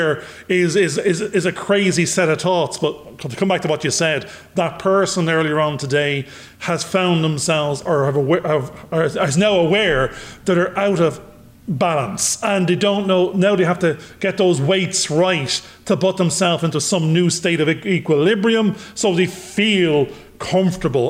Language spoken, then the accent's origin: English; Ireland; accent: Irish; my Irish accent